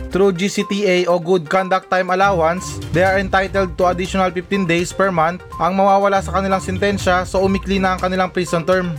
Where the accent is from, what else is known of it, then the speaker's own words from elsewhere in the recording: Zamboanga Peninsula, Philippines; tiga Sambuanga ko